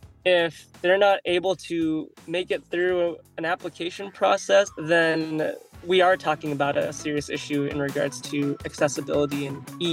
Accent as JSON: {"language": "English", "town": "Estacada", "region": "Oregon", "country": "United States", "tie": "born or raised there", "said": "I grew up out in what I consider quasi-rural Oregon. I grew up around Estacada, and so I was close enough to the metro to still make it into town and whatnot. But I grew up out there with a third-generation Chinese-American father"}